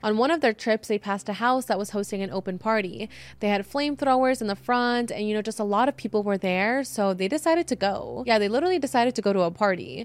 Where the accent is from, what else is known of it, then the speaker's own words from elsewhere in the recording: San Diego, California, United States; I'm from San Diego